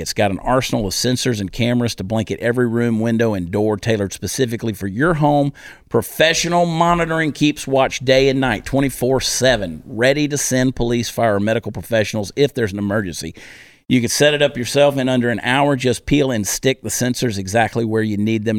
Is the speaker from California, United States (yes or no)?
no; Georgia, United States; accent: southern; having grown up in Georgia